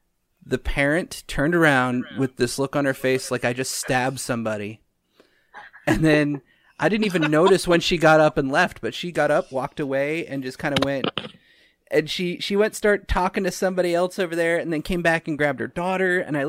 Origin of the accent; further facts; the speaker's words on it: Utah, United States; Try growing up in Utah.